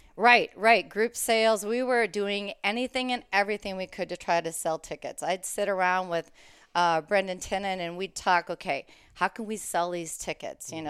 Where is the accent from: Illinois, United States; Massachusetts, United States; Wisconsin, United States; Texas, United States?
Wisconsin, United States; Green Bay; moved away as an adult; also born or lived in Kansas; now in Minnesota, United States; I grew up in Green Bay, Wisconsin